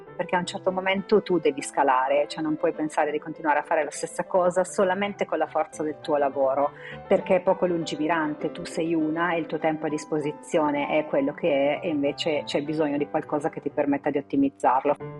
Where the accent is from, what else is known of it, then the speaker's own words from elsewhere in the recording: Città di Castello, Umbria, Italy; Io sono nata in Umbria, quella che chiamo la mia profonda Louisiana, a Città di Castello